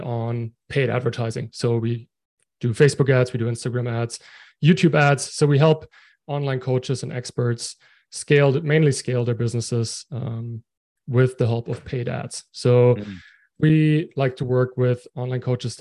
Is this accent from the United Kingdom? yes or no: no; Germany; moved away as an adult; now in Halifax, Canada; I'm from Germany, living in Canada right now.